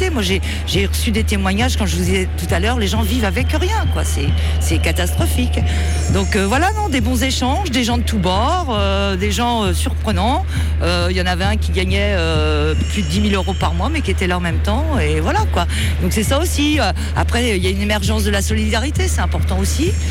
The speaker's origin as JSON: {"language": "French", "town": "Paris", "region": "Île-de-France", "country": "France", "said": "Moi, je viens de Paris. Je suis parisienne."}